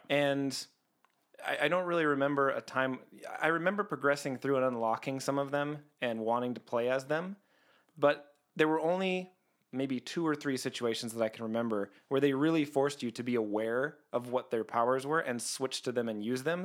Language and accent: English; Canada; I'm Canadian.